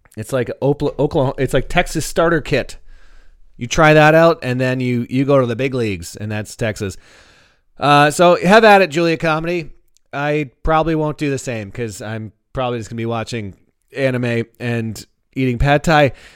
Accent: Canada; now in United States; as a Canadian

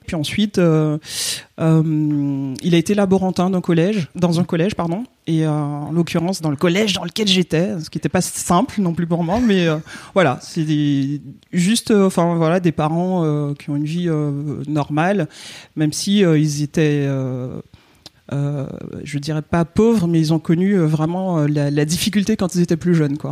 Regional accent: Guadeloupe; je viens de la Guadeloupe

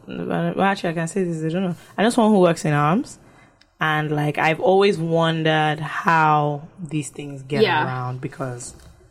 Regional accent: London, United Kingdom; I said, it's not possible, I'm British. First of all, if I came from London, you can't inject me

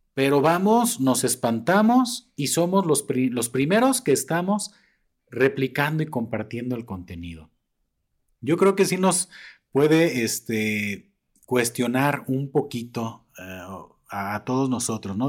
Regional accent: Mexico

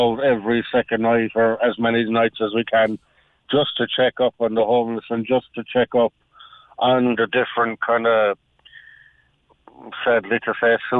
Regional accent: Munster, Ireland; when I moved up from West Cork, it wasn't something that we knew a lot of down there, but since I moved up here, it seems to be kind of like a norm

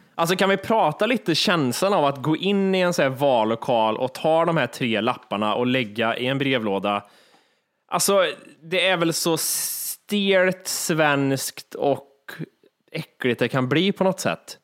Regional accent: Sweden

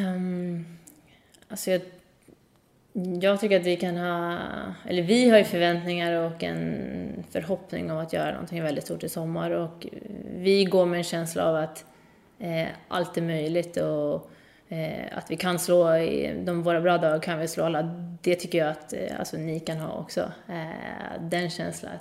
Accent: Sweden; moved away as an adult; now in Montpellier, France; hemma i Sverige

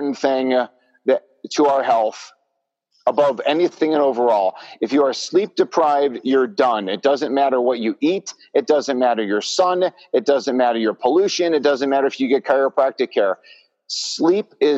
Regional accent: Chicago, Illinois, United States; my hometown of Chicago

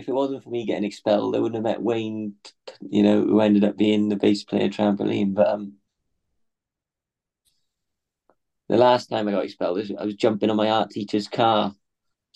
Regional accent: Swansea, Wales, United Kingdom; growing up in Swansea

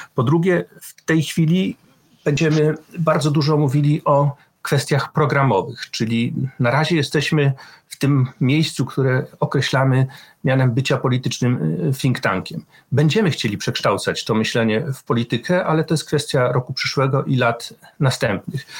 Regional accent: Poland; moved away as an adult; also born or lived in Wrocław; ja pochodzę z bardzo małego środowiska

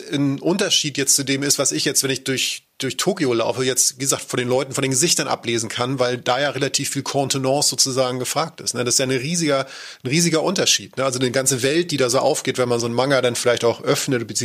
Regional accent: Germany; zumindest als äh, Deutscher, der dort rumläuft.

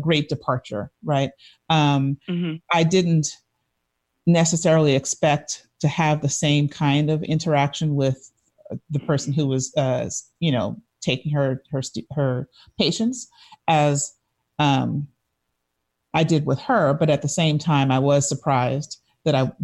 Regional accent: New York City, New York, United States; my entire life of growing up in New York City

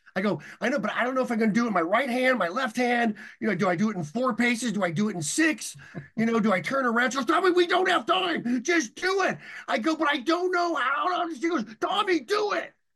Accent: San Diego, California, United States; I was learning to surf because I grew up in San Diego

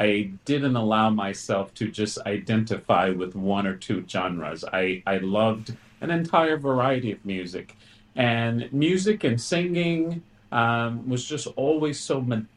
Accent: Mississippi, United States; I was born and raised in Mississippi

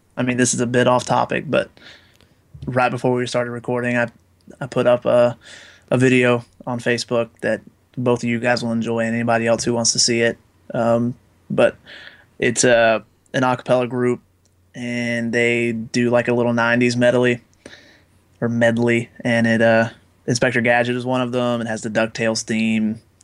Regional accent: Jay, Florida, United States; very small town in Florida by the name of Jay, Florida

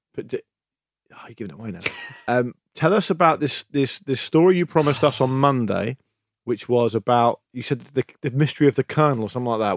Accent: United Kingdom; we're British

